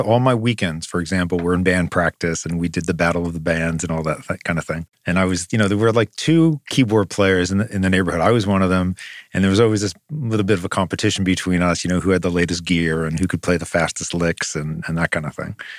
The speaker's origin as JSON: {"language": "English", "area": "Long Island", "region": "New York", "country": "United States", "tie": "born or raised there", "said": "we grew up on Long Island"}